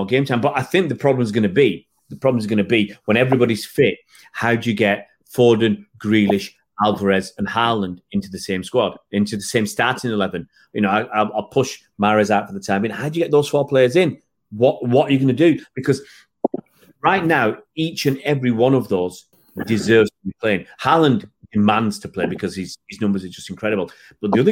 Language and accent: English; Manchester, North West England, United Kingdom; We're from Manchester